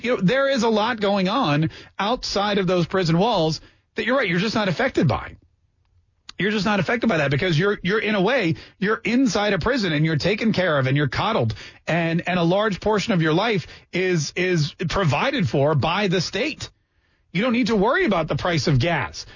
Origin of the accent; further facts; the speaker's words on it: Canada; also born or lived in Maryland, United States; now in United States; I was born in Canada and I came to this country